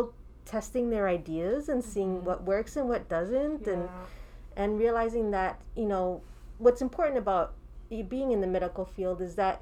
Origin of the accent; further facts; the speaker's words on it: New Jersey, United States; also born or lived in New York City; I was born and raised in New Jersey